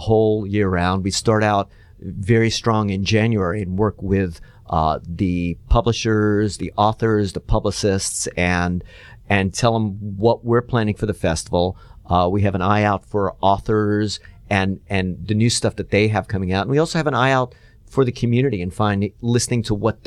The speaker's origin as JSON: {"language": "English", "town": "Atlanta", "region": "Georgia", "country": "United States", "tie": "born or raised there", "said": "I'm almost from Atlanta. I've been here since I was 6 years old."}